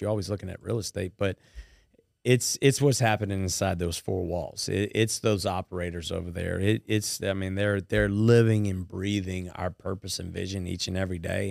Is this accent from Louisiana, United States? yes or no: yes; White Castle, Louisiana, United States; where I was born and raised in White Castle, Louisiana.